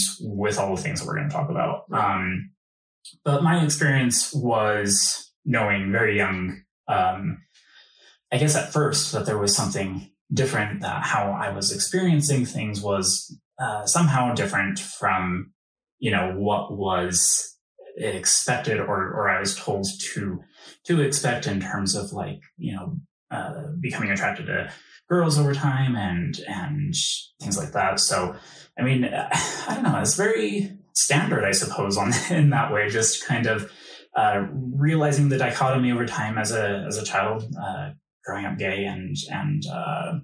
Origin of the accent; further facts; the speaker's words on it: Utah, United States; I born and raised in Utah